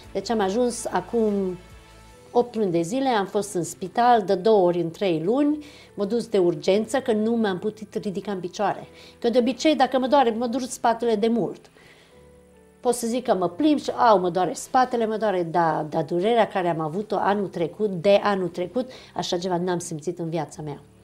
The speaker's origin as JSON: {"language": "Romanian", "country": "Romania", "tie": "born or raised there", "said": "Eu m-am născut în România, pentru mine eu sunt româncă"}